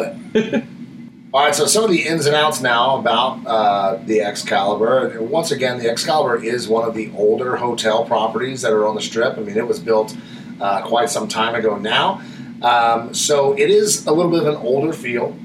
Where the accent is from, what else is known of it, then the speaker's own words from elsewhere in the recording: Florida, United States; now in Las Vegas, United States; I come from Florida